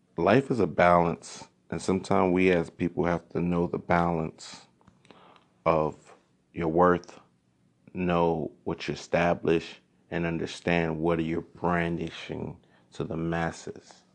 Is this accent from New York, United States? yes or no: yes; New York City, New York, United States; growing up in Crown Heights